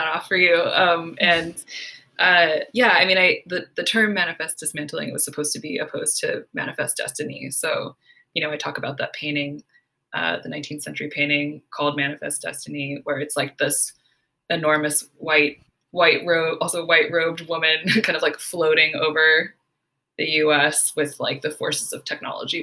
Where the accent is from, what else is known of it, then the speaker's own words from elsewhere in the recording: Silicon Valley, California, United States; growing up in Silicon Valley